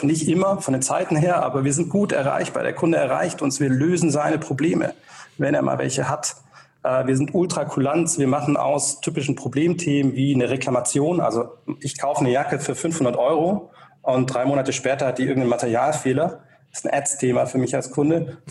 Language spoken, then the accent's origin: German; Tübingen, Baden-Württemberg, Germany; also born or lived in Berlin; Ich bin tatsächlich aufgewachsen hier in der Region in Tübingen